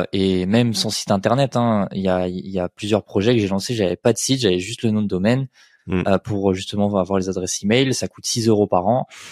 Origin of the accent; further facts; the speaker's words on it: Colmar, Grand Est, France; je viens de Colmar en Alsace